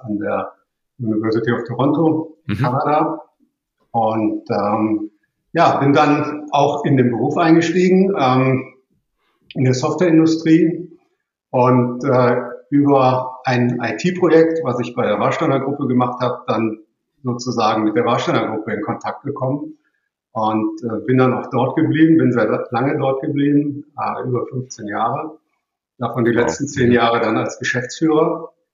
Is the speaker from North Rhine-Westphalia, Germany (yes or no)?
yes; Cologne, North Rhine-Westphalia, Germany; ich bin geboren und aufgewachsen in Köln